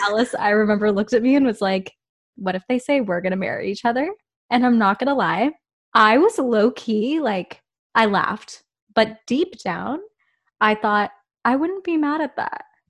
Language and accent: English; Whitby, Ontario, Canada; now in Toronto, Canada; when I was growing up in Whitby